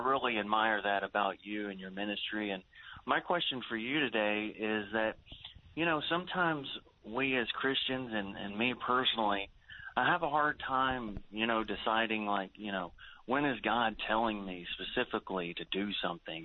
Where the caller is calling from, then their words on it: Houston, Texas, United States; I'm calling from Houston